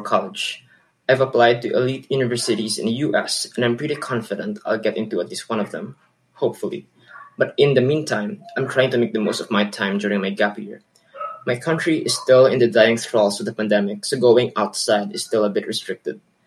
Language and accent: English; Philippines; from the Philippines